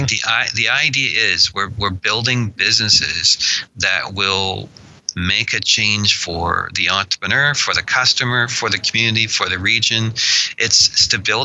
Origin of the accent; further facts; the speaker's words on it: Annapolis Valley, Nova Scotia, Canada; I was born in the Annapolis Valley